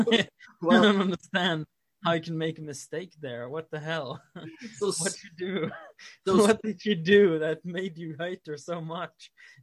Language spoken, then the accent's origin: English; Boston, Massachusetts, United States; I'm from Boston in like uptown.